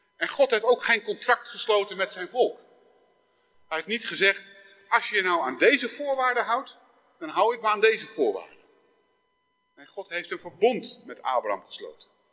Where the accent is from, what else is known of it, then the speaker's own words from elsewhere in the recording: Netherlands; Ik ben geboren in Nederland.